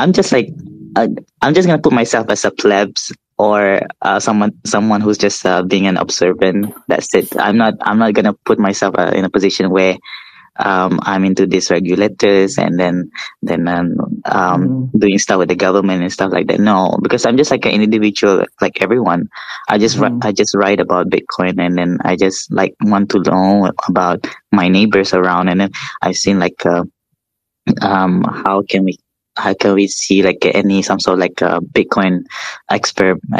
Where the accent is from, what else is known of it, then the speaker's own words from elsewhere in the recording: East Malaysia, Malaysia; now in Kuala Lumpur, Malaysia; I'm from East Malaysia, but I live in West, in KL, I'm in Kuala Lumpur. East Malaysia is where I'm coming from. That's where my families are